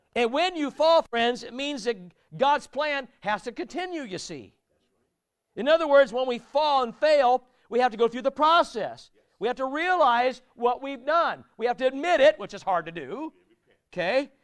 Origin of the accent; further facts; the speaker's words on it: United States; also born or lived in United Kingdom; I'm American